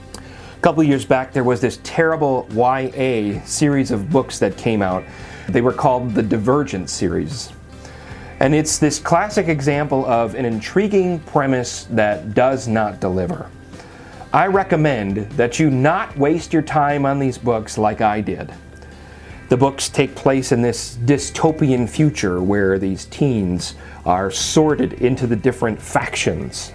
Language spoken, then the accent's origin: English; United States; we are American citizens